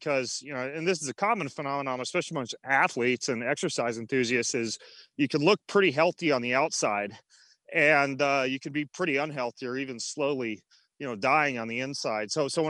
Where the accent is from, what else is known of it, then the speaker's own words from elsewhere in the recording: Idaho, United States; I grew up in North Idaho, up in what's called the Panhandle.